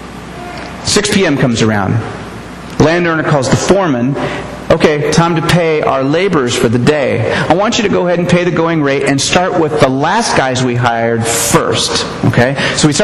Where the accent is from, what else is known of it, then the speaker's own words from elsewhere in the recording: United States; I'm an American